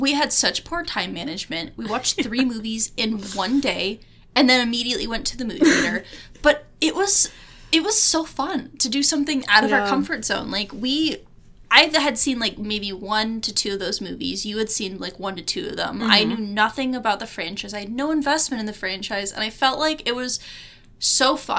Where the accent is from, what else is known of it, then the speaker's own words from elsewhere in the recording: Detroit, Michigan, United States; We grew up in Metro Detroit